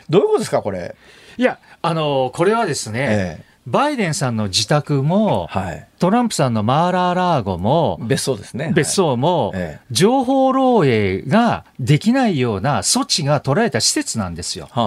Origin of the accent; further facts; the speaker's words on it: Shizuoka, Japan; のファンでした